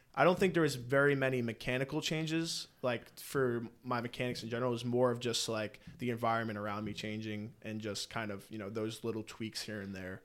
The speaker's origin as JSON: {"language": "English", "town": "East Providence", "region": "Rhode Island", "country": "United States", "tie": "born or raised there", "said": "I'm from East Providence, Rhode Island. Yep. Grew up there, lived there my whole life."}